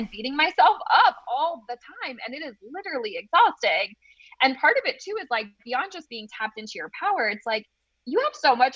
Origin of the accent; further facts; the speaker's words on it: New England, United States; I'm just from New England.